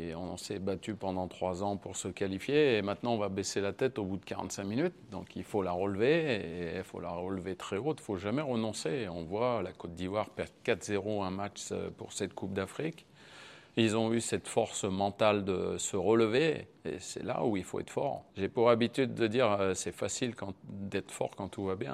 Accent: France; Je suis français

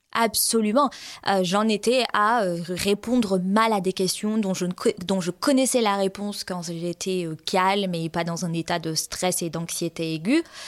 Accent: France; now in Sweden; j'habite en Suède, euh, mais je suis française

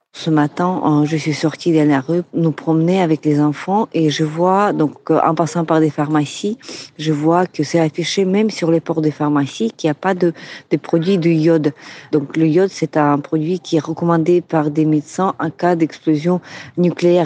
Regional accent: Kamianets-Podilskyi, Khmelnytskyi Oblast, Ukraine; French is a second language; now in Kyiv, Ukraine; Kamianets-Podilski, c'est ma ville natale

